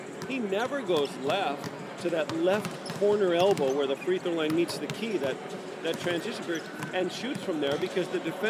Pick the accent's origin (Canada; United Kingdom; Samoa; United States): United States; Los Angeles, California; also born or lived in Rochester, New York; I'm from Rochester, New York, and Randy Smith, Buffalo Brave, was my favorite player growing up. But I moved to California when I'm 5